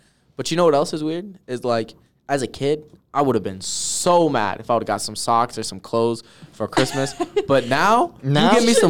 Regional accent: California, United States; moved away; I'm from California

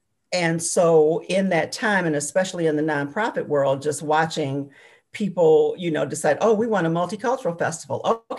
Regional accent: Chicago, Illinois, United States; moved away as an adult; also born or lived in Arkansas; now in Bloomington, United States; I am originally from Chicago. Well, I was raised in Chicago. I was born in Arkansas, but I was pretty much raised in Chicago. And I came to Bloomington a little over 20 years ago, probably about 22 years ago, as a trailing spouse.

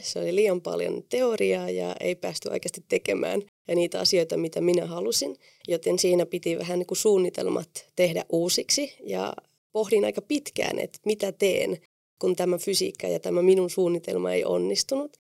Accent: Spain; Finnish is a second language; moved away as an adult; also born or lived in Oulu, Finland; now in Finland; minähän olin lapsena neljä vuotta Suomessa ja minulla oli mahtava kokemus täällä ja perheeni päätti muuttaa takaisin Espanjaan ja tietenkin mä olin silloin 14-vuotias

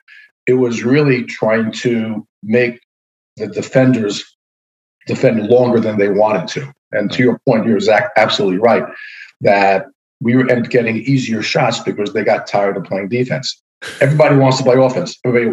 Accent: Spain; born there; I was born in Spain, so I had a chance to play, even though I wasn't a Spanish citizen, the chance to play there.

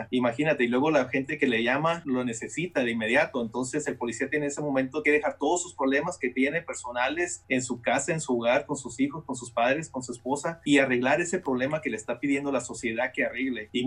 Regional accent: California, United States; Yo estudié y crecí en California. Cuando emigramos para Estados Unidos, mis padres nos trajeron a, California

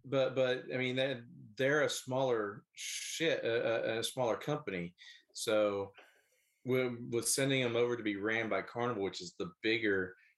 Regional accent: Philippines; Well, I'm not Italian. I'm Filipino.

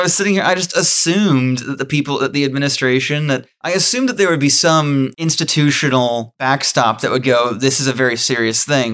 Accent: New Zealand; I'm a Kiwi

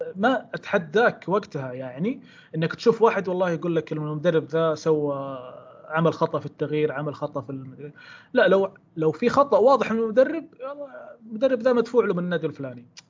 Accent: Saudi Arabia; نتكلم كسعوديين

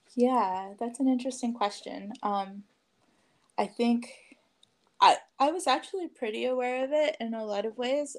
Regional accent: Richmond, California, United States; I grew up in Richmond, California, just uh, just north of here

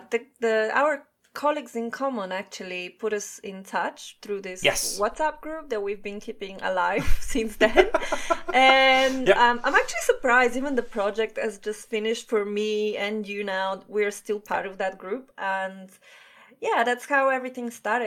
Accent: Italy; moved away as an adult; now in London, United Kingdom; I'm originally from Italy

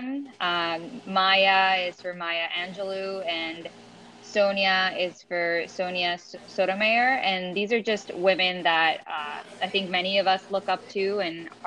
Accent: Venezuela; now in United States; I grew up in Venezuela

